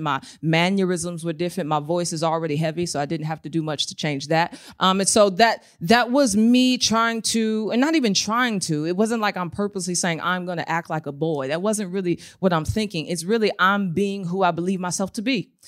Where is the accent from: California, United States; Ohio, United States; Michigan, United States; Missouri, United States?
Missouri, United States; St. Louis; I was born in Saint Louis, Missouri, um, to a single mother